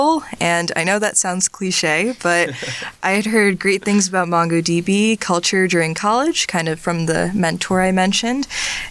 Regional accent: Hightstown, New Jersey, United States; also born or lived in Urbana-Champaign, Illinois; I'm originally from Hightstown, New Jersey, which isn't too far from here

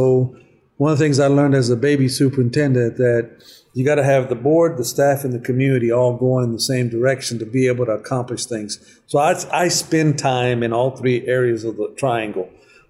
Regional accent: Dallas, Texas, United States; I was an immigrant, but I moved to Dallas when I was very young. And I grew up in Dallas. I was a student in Dallas and then came back as a teacher in Dallas.

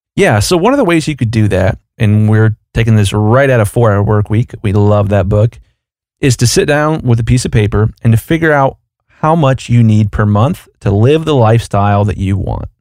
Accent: Columbus, Ohio, United States; I'm from Columbus, Ohio, and the Ohio State Buckeyes are down the road for me

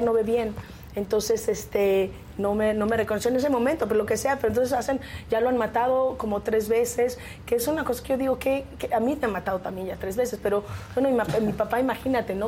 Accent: Mexico; salí de casa de mis padres como buena mexicana viniendo de una familia muy conservadora

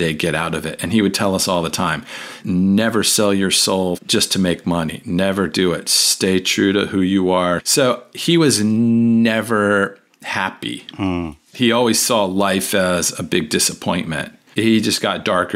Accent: Washington, District of Columbia, United States; also born or lived in Arlington, Virginia / Fairfax County, Virginia / Loudoun County, Virginia; Born and raised in Washington, D.C.

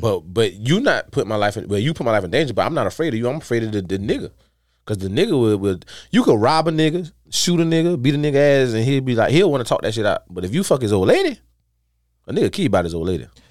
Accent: Dawson, United States; where we from in Dawson

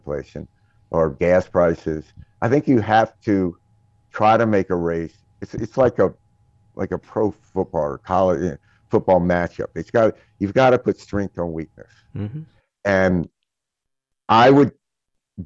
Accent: Mississippi, United States; I grew up in Mississippi

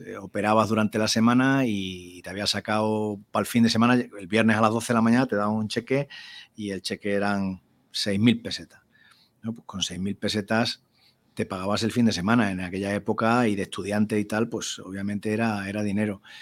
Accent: Spain; en aquel ambiente rural de mi pueblo

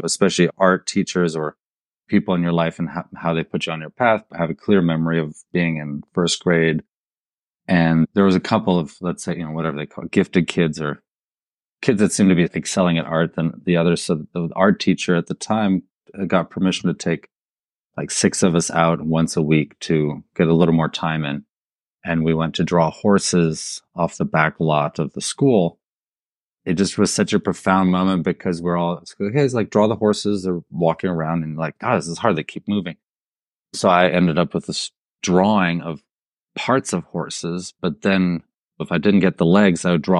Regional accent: Munich, Bavaria, Germany; I grew up in Munich, Germany, the son of American parents who grew up in Nebraska.

